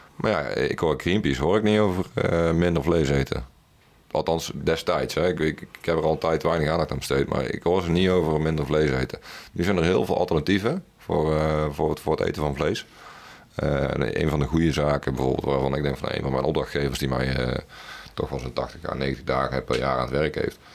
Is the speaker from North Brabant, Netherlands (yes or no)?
yes; Best, North Brabant, Netherlands; ik ben opgegroeid in Best.